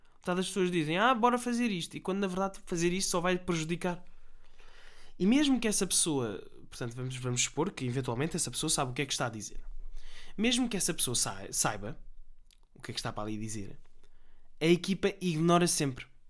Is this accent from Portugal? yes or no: yes; Portugal; Nós somos tugas